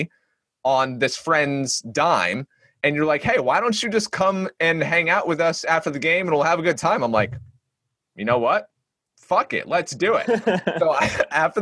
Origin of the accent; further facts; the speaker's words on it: Northeast, United States; I'm from the Northeast